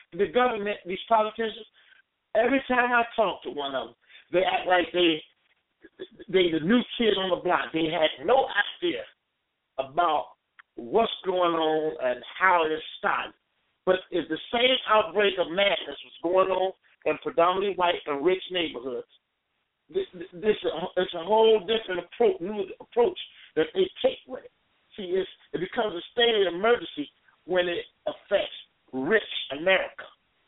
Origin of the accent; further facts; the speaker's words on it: Chicago, Illinois, United States; growing up in Cabrini Green